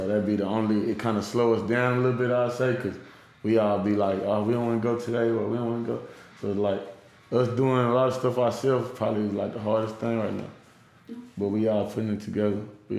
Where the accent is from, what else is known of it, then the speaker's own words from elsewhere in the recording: Arlington, Texas, United States; also born or lived in Euless, Texas; I'm from Arlington.